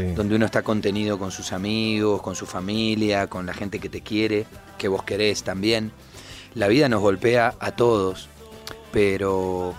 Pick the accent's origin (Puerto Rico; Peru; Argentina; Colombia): Argentina; Buenos Aires; yo que soy de Buenos Aires, de la tierra del tango